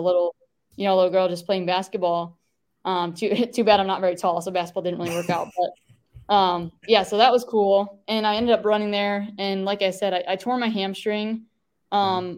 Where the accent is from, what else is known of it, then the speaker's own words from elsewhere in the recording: Traverse City, Michigan, United States; moved away as an adult; now in Texas, United States; went back to um, my hometown, which is Traverse City